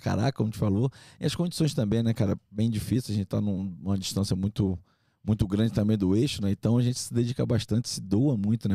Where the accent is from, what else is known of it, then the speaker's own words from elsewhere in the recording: Manaus, Amazonas, Brazil; moved away; also born or lived in Rio de Janeiro; Eu sou de Manaus, Amazonas. É, nascido e criado lá